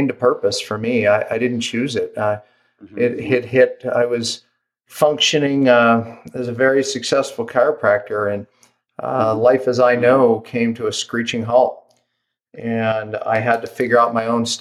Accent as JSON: {"language": "English", "town": "Pittsburgh", "region": "Pennsylvania", "country": "United States", "tie": "born or raised there", "moved": "as an adult", "lives_now": "Park City, United States", "said": "I live in Park City, Utah, but I was actually born and raised in Pittsburgh, Pennsylvania"}